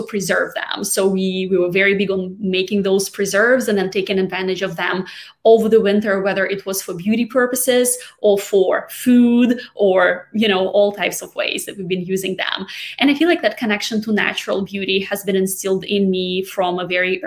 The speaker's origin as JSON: {"language": "English", "region": "Siberia", "country": "Russia", "tie": "born or raised there", "moved": "as an adult", "lives_now": "United States", "said": "I'm actually from Siberia"}